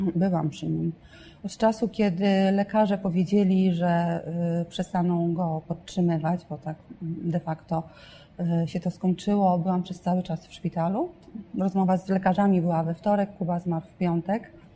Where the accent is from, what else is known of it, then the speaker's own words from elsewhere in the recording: northern Poland, Poland; jestem z północy